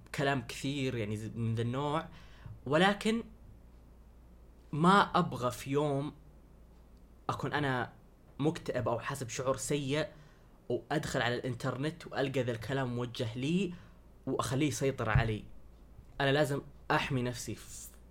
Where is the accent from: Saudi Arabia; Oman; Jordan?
Saudi Arabia; انا سعودي